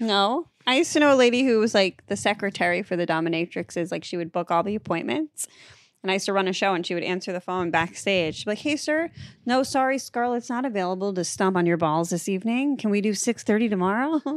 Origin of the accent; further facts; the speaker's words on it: Massachusetts, United States; I'm from Massachusetts.